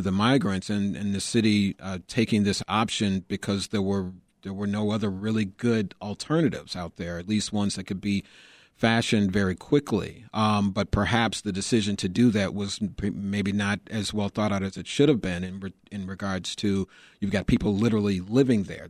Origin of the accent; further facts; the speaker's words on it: Chicago, Illinois, United States; growing up in Chicago